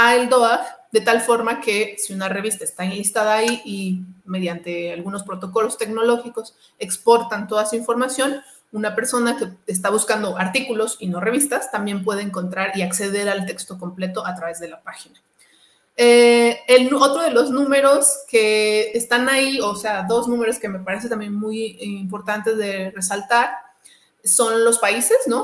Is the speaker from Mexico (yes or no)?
yes; Mexico; also born or lived in Toluca; soy, soy de México, ¿no? Y vivo en Toluca